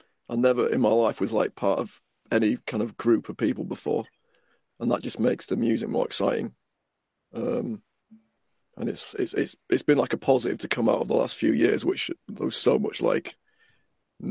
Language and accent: English; York, Yorkshire and the Humber, United Kingdom; I grew up in York